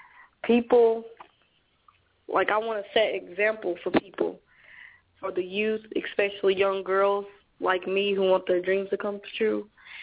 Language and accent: English; Louisville, Kentucky, United States; Because I was born in Beecher Terrace housing projects in Louisville, Kentucky